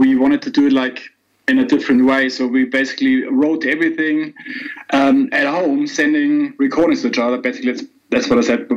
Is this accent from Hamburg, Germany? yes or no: yes; Hamburg, Germany; I'm from Hamburg and I live here